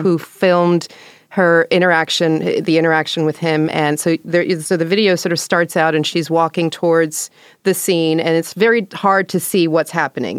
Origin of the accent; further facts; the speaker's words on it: New York, United States; I'm an O G from that era from New York